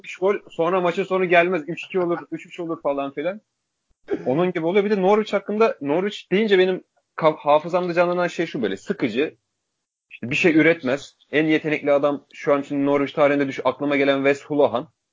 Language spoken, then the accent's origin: Turkish; Turkey; Türk Türküz